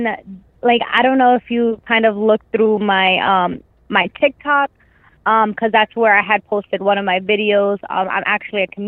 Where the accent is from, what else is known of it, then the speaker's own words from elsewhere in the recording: Boston, Massachusetts, United States; I'm actually from Boston, Massachusetts